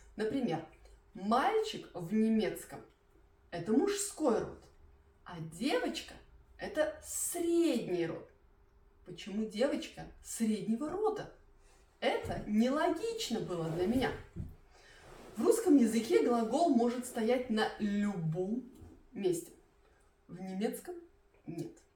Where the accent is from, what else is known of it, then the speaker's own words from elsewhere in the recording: Belarus; first language Russian; moved away as an adult; now in Germany; Я из Белоруссии, поэтому я не была русской переселенкой